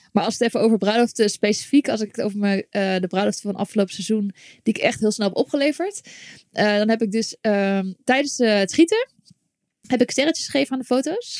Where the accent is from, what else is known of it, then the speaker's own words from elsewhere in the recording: Zoetermeer, South Holland, Netherlands; moved away as an adult; also born or lived in Limburg; now in Utrecht, Netherlands; ik ben geboren in Limburg. In Limburg? En toen heel mijn leven Zoetermeer gewoond